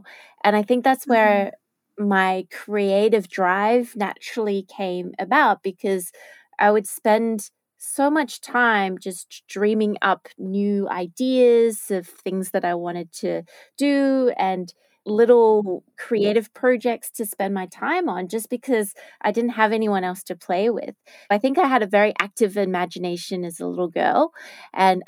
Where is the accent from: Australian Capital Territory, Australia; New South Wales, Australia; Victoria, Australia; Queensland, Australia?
Victoria, Australia; Melbourne; also born or lived in Japan; I grew up, I was born in Melbourne and I spent, pretty much most of my life in Melbourne, except for a little stint overseas in Japan.